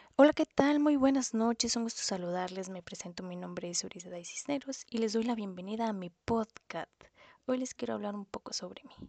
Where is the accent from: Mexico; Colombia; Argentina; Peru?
Mexico; Ciudad Victoria, Tamaulipas; now in San Luis Potosí, Mexico; nací en Ciudad Victoria, Tamaulipas y actualmente estoy radicando en la ciudad de San Luis Potosí